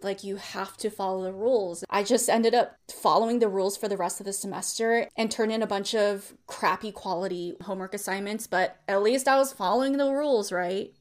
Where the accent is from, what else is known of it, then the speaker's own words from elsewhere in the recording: Bay Area, California, United States; I grew up in the Bay Area